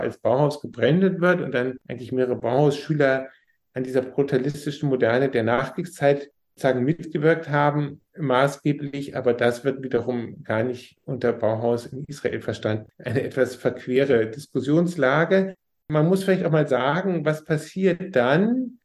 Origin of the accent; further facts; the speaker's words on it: Germany; für uns als Deutsche